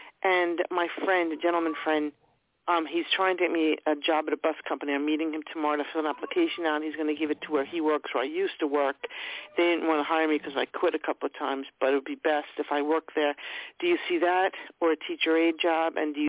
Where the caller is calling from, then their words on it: New York, United States; Long Island.